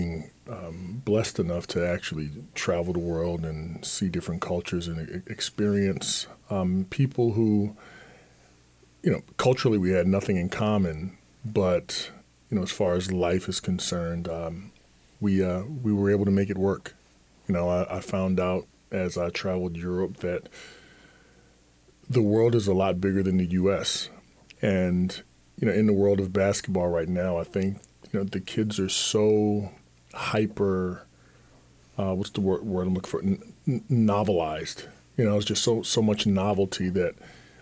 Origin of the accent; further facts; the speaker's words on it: Atlantic City, New Jersey, United States; I was growing up in Atlantic City